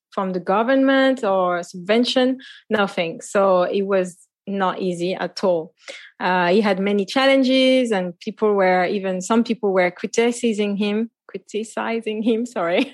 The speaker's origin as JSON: {"language": "English", "town": "Paris", "region": "Île-de-France", "country": "France", "tie": "born or raised there", "moved": "yes", "lives_now": "Martinique", "said": "I was born and raised in Paris, Paris, France"}